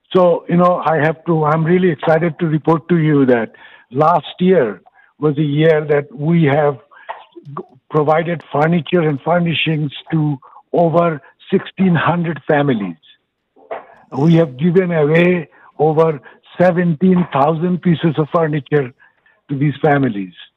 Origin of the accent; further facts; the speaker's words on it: Bangladesh; now in Houston, United States; originally I'm from Bangladesh